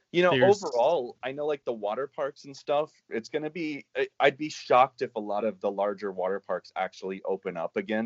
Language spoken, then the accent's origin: English; Kansas, United States; I'm from Kansas